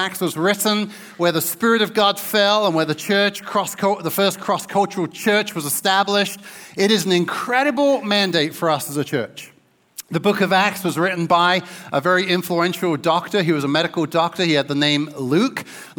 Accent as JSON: {"language": "English", "town": "Newmarket", "region": "East of England", "country": "United Kingdom", "tie": "born there", "said": "I was born in Newmarket, so just across the border in the mighty town of Suffolk, or the county of Suffolk."}